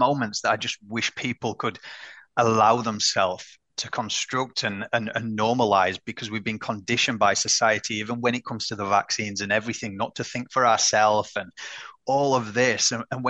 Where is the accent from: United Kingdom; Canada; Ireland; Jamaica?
United Kingdom; I'm British